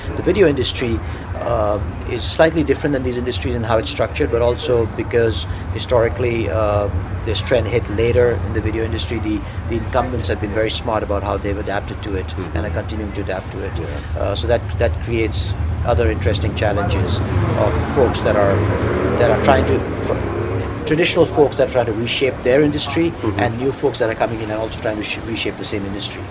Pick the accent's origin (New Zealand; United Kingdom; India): India; moved away as an adult; now in United States; I moved here from India, mm-hmm. where I grew up uh, about 20 years ago